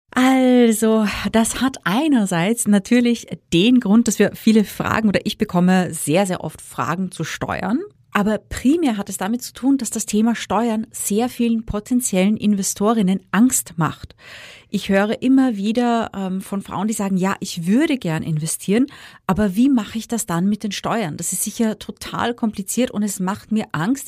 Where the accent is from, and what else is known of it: Austria